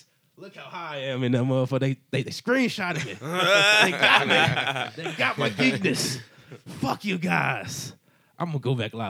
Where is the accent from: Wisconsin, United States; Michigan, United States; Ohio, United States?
Ohio, United States; Cleveland; I'm from Cleveland and stuff like